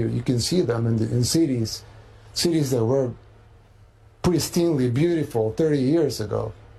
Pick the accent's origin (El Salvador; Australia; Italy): El Salvador; I'm from El Salvador, third world country in Central America